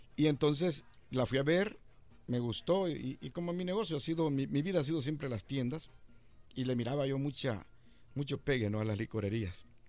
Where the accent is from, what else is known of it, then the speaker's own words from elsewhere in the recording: El Salvador; moved away as an adult; Yo llegué de El Salvador en 1981